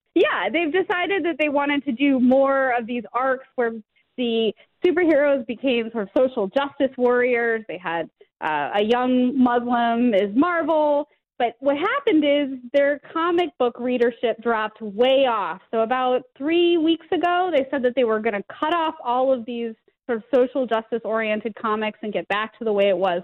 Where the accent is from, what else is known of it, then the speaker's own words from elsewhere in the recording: Detroit, Michigan, United States; I grew up in Detroit